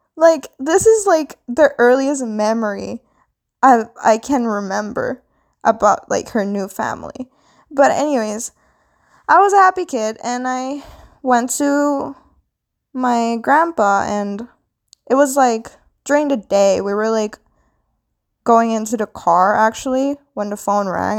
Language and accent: English; Philippines; now in Canada; I am Filipina. I was born into Philippines, but now I currently live in Canada